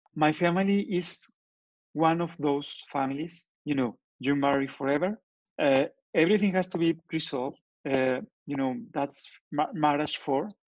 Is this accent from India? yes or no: no; Torreón, Coahuila, Mexico; English is a second language; moved away as an adult; now in Guadalajara, Mexico; I am from Torreon, but I live in Guadalajara.